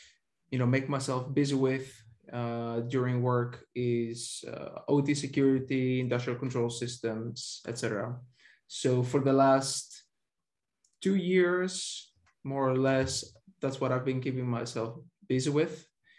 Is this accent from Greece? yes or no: yes; Greece; moved away as an adult; now in Netherlands; I've been in the Netherlands for... what is now 8 years, almost 7.5. I come from Greece.